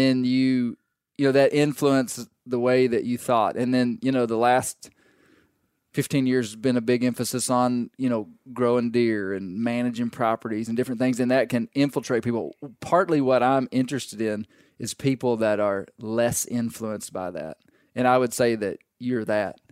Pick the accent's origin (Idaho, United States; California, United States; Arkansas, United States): Arkansas, United States; we grew up in Arkansas. We, we grew up this way